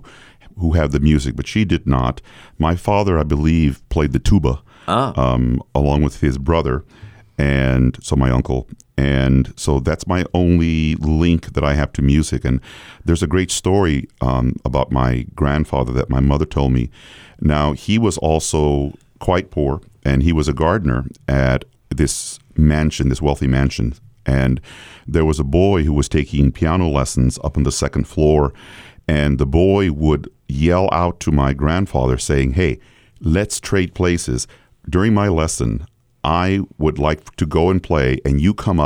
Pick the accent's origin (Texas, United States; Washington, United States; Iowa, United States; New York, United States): Texas, United States; San Antonio; I was raised in San Antonio, Texas